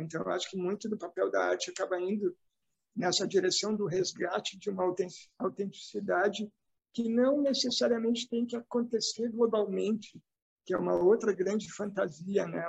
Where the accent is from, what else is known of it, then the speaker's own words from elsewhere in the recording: Novo Hamburgo, Rio Grande do Sul, Brazil; accent: sotaque do Sul; nessa cidade aqui onde eu nasci, que é Novo Hamburgo